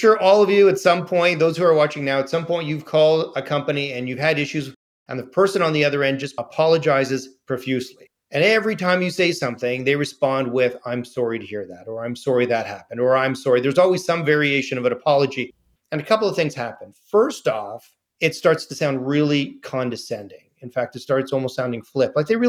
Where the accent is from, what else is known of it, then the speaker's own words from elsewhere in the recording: Canada; I'm saying thank you because I'm Canadian.